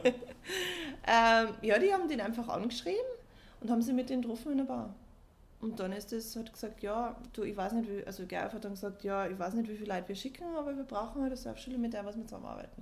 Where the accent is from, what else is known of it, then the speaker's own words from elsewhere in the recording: Austria; also born or lived in Belgium; bin ich in Österreich aufgewachsen, habe meine ganzen Freunde in Österreich, Familie in Österreich